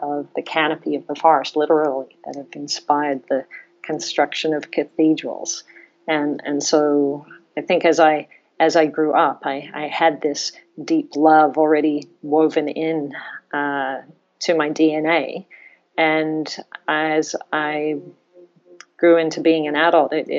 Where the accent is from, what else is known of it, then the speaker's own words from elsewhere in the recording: Australia; moved away; I grew up in Australia